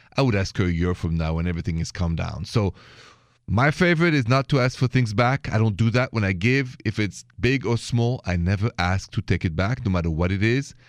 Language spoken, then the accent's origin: English; Paris, Île-de-France, France; accent: Parisian; now in United States; I'm from Paris